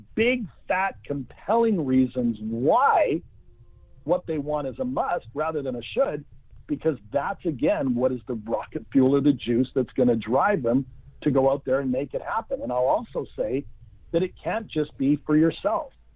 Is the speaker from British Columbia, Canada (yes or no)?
yes; Vancouver, British Columbia, Canada; I'm from Vancouver, British Columbia, Canada, grew up, went to university